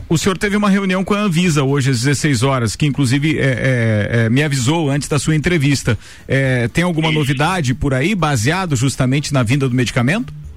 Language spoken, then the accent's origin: Portuguese; Santa Catarina, Brazil; a gente aqui, como catarinense